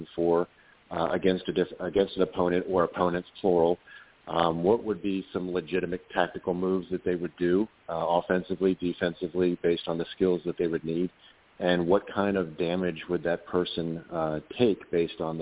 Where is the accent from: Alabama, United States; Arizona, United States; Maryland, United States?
Maryland, United States; Annapolis; now in Central Florida, United States; I'm originally from Annapolis, Maryland, but I live down in Central Florida now